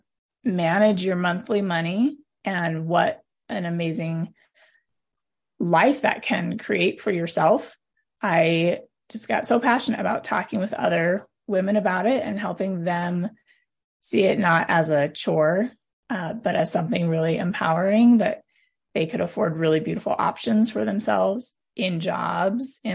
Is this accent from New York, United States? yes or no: no; Montana, United States; moved away as an adult; also born or lived in Arizona / California / Nevada; now in Utah, United States; I was born and raised in Montana, and I'm just a Montana girl at my heart, third generation Montanan.